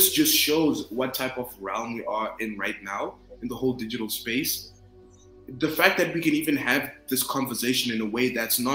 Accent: Zimbabwe; moved away; I grew up in Zimbabwe

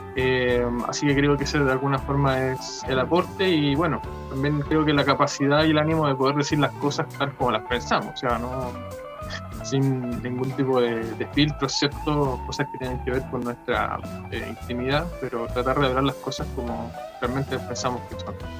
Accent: Chile; soy de Chile

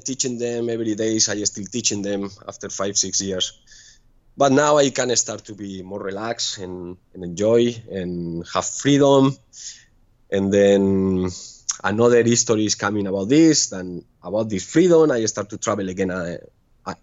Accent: Pamplona, Navarre, Spain; English is a second language; moved away as an adult; also born or lived in Ibiza; now in Ko Lipe, Thailand; I'm from Pamplona, but my last four years was in Spain, was in Ibiza, working in a club.

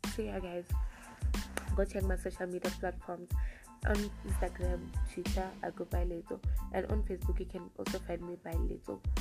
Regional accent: South Africa; I was born in South Africa and I still stay in South Africa and I haven't traveled out of South Africa.

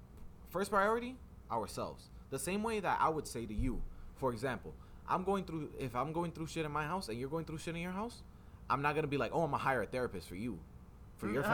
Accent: United States; born here

